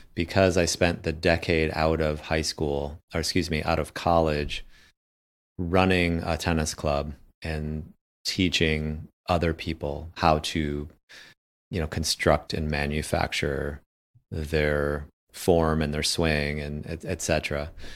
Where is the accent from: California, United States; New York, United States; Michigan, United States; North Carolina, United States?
Michigan, United States; my hometown